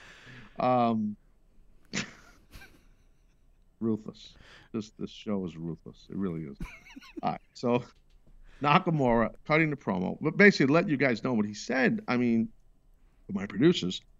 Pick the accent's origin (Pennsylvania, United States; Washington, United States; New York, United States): New York, United States; as a New Yorker